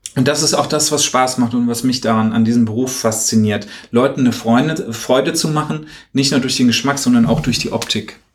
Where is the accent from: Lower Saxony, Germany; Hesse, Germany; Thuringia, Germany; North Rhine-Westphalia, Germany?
Hesse, Germany; bei uns in Hessen in der Nähe